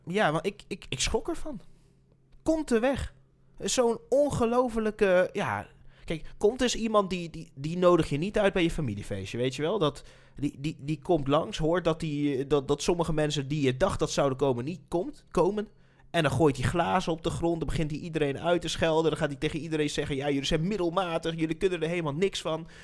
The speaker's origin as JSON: {"language": "Dutch", "town": "Nijmegen", "region": "Gelderland", "country": "Netherlands", "said": "We komen uit Nijmegen natuurlijk, dus zitten we in Nijmegen"}